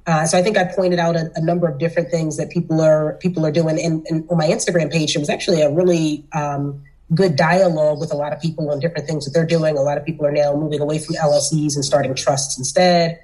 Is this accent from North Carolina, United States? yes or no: no; Philadelphia, Pennsylvania, United States; I'm from South Philly. I'm from the hood.